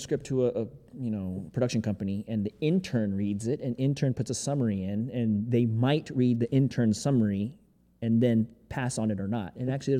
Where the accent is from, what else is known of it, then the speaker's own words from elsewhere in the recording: Greensboro, North Carolina, United States; Greensboro, North Carolina, boy.